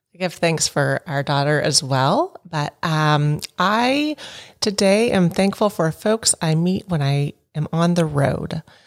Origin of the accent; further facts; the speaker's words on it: Lexington, United States; Lexington, which is my hometown